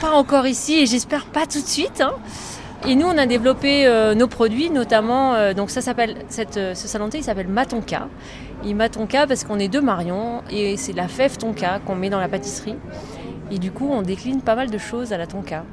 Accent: Isère, Auvergne-Rhône-Alpes, France; now in Villard-de-Lans, France; je, suis née en Isère, je, suis l'Isère, je suis du coin

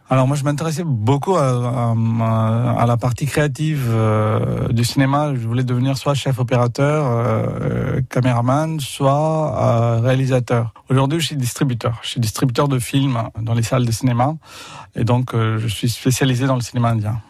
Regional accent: Puducherry, India; moved away as an adult; also born or lived in Boulogne-Billancourt, France / Picardy, France; now in France; Je suis né en Inde à Pondichéry. C'est le sud-est de l'Inde. Je suis né là-bas et j'ai grandi là-bas.

